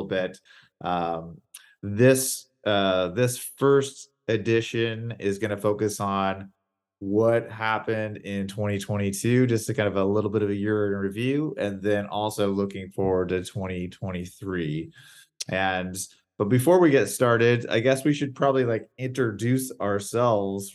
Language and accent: English; Seattle, Washington, United States; I hail from the Pacific Northwest, Seattle area